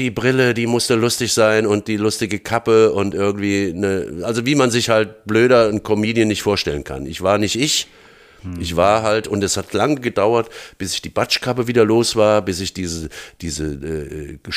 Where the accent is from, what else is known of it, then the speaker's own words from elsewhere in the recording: Frankfurt, Hesse, Germany; born there; accent: Hessian; weil das bin ich und ich rede auch hessisch, bin in Frankfurt geboren und so weiter.